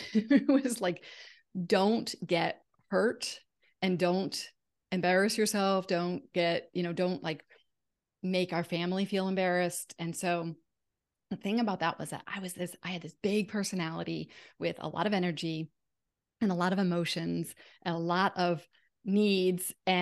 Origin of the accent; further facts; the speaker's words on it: Connecticut, United States; moved away as an adult; also born or lived in Massachusetts; now in California, United States; We moved to California from Connecticut. I had always lived in Connecticut and Massachusetts, so I was always near my family. So I left my family of origin, came to California, knew no one.